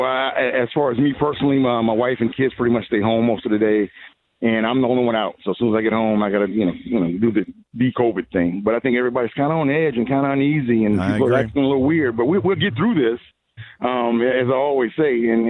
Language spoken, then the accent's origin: English; Virginia, United States; now in Richmond, United States; I'm from the 757